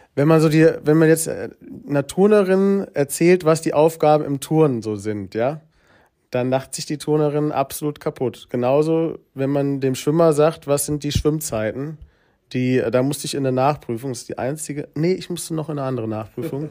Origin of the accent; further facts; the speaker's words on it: Giessen, Hesse, Germany; in Gießen bin ich aufgewachsen, das ist in Hessen